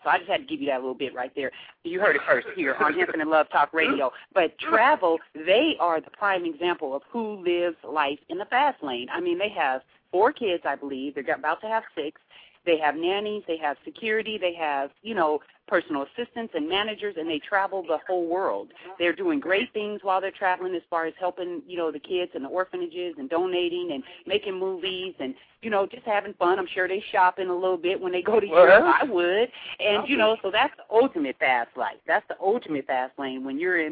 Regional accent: Seattle, Pacific Northwest, United States; moved away; we're from the Pacific Northwest

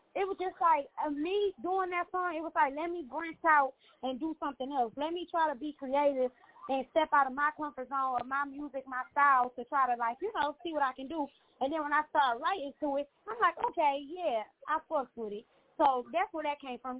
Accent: Saginaw, Michigan, United States; moved away as an adult; also born or lived in Detroit, Michigan; now in Dallas, United States; I was born and raised in Saginaw. I moved to Detroit. Detroit damn near raised me.

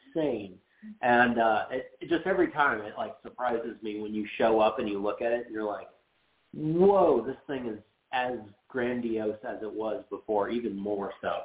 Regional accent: Phoenix, Arizona, United States; we're from Phoenix

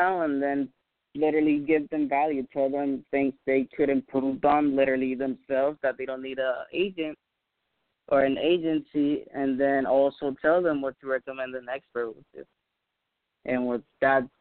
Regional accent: Puerto Rico; first language Spanish; English is a second language; my native language is Spanish. I'm Puerto Rican myself.

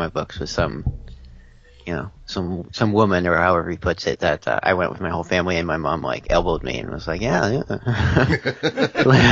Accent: London, Ontario, Canada; I'm from London, Ontario

